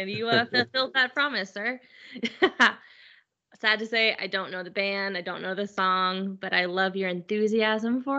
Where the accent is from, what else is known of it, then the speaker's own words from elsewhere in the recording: about 45 minutes from Palo Alto, California, United States; about 45 minutes from my hometown